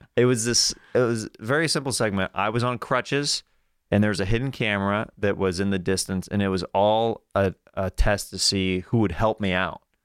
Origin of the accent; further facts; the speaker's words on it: Kansas, United States; I'm from Kansas